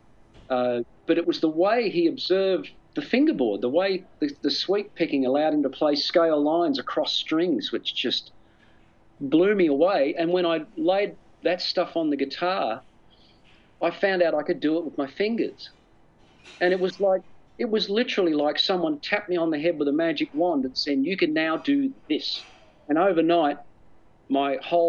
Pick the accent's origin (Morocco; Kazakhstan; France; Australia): Australia; moved away as an adult; also born or lived in United States; I'm an Australian, all my family are here